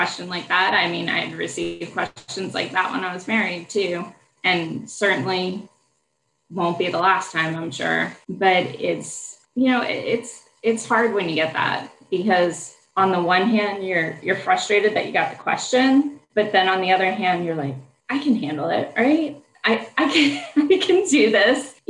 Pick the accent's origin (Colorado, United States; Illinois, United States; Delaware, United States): Delaware, United States; moved away as an adult; also born or lived in Syracuse / Washington, District of Columbia, United States; now in Richmond, United States; I grew up in Delaware, went to public school my whole life